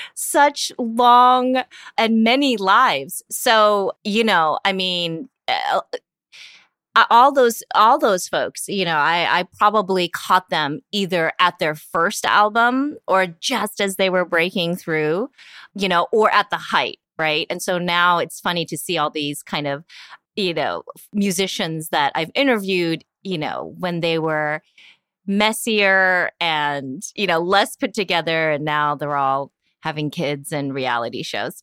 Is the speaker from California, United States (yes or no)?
yes; Union City, California, United States; English is a second language; also born or lived in Korea; I grew up in the East Bay, which is very different from San Francisco. You know, the East Bay is predominantly all immigrant communities, all, you know, communities of color, like, definitely where I grew up in Union City